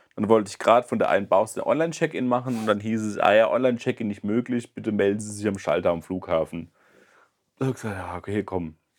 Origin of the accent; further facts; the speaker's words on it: Germany; now in Mannheim, Germany; ich gesagt, aus Deutschland